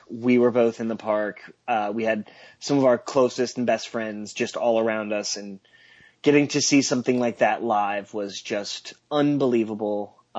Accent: Seattle, Washington, United States; I grew up in Seattle

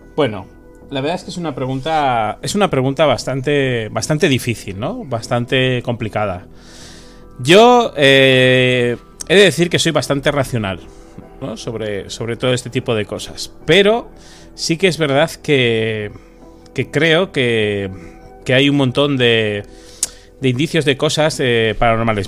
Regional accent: San Sebastián, Basque Country, Spain; moved away as an adult; now in Madrid, Spain; yo soy de San Sebastián, pero estoy viviendo en Madrid estos últimos años

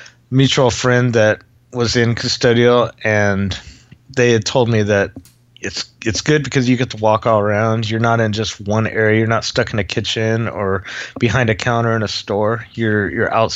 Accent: Los Angeles, California, United States; moved away as an adult; now in Utah, United States; I grew up in Los Angeles

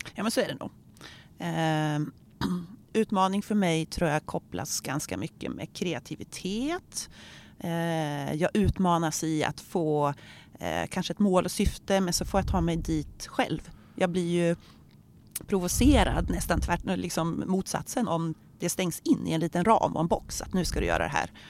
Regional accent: Örkelljunga, Skåne, Sweden; now in Örebro, Sweden; Jag är uppvuxen i Örkelljunga där jag lärde känna Ingmarie

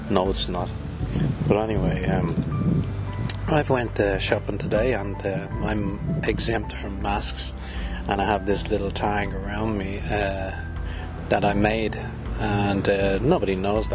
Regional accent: Ireland; I'm from Ireland

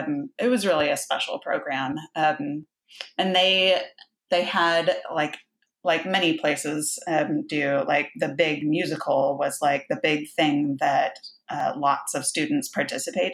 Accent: Houston, Texas, United States; also born or lived in Baytown, Texas; So I grew up on the Gulf Coast of Texas. We moved around a little bit, but we were mostly in suburbs of Houston.

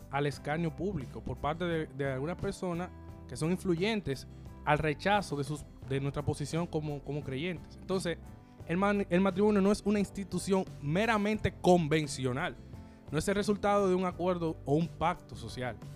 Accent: Dominican Republic; Ah, somos dominicanos y somos de la iglesia católica, somos un estado clerical.

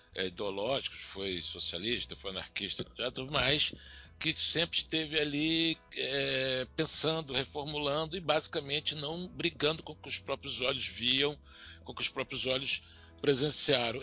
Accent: Bahia, Brazil; sou baiano

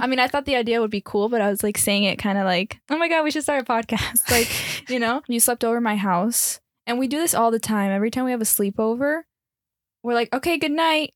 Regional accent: Miami, Florida, United States; moved away; born and raised in Miami, Florida, but my background is Colombian and Peruvian

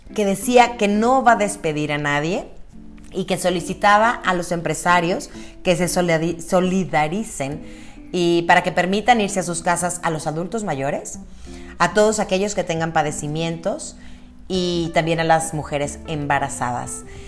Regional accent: Mexico; Obviamente hay cosas que nos preocupan como mexicanos.

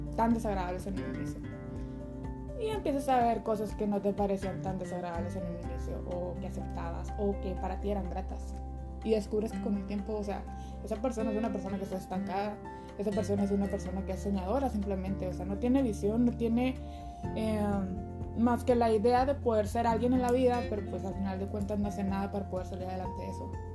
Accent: Chihuahua, Mexico; soy originaria de Chihuahua, Chihuahua

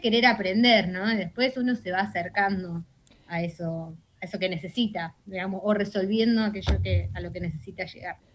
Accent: Buenos Aires, Argentina; como, argentinos y como porteños

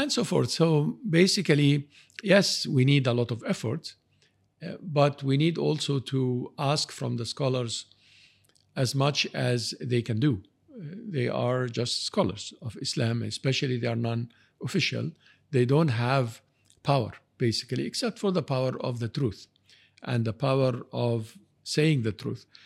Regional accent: Canada; I'm, I'm from Canada.

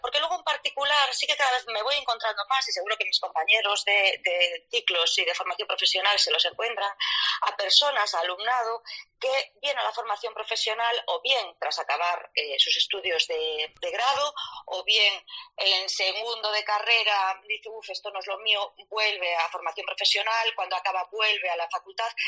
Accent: Vigo, Galicia, Spain; como soy gallega, ya os digo que soy de Vigo

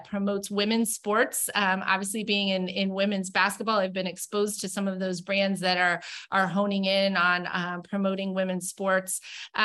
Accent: Tampa, Florida, United States; moved away; my hometown. I'm from Tampa.

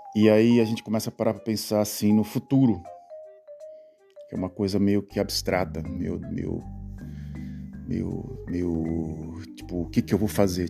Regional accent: Brazil; moved away as an adult; now in Netherlands; o lugar onde eu nasci

